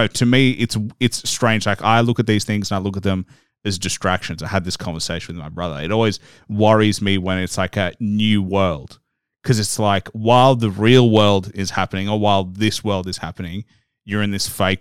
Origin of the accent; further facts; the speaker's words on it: Australia; growing up in Australia, we're almost like a small version of the US.